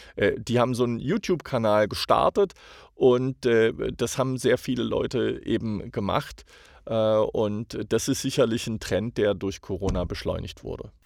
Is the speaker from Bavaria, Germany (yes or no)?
no; Hamburg, Germany; moved away as an adult; now in United States; ich sage Hamburger, ich bin Deutscher.